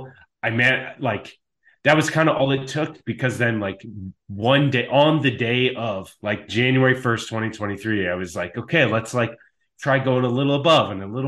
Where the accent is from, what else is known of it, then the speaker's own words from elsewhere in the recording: Chaska, Minnesota, United States; now in Oregon, United States; I grew up in Chaska, Minnesota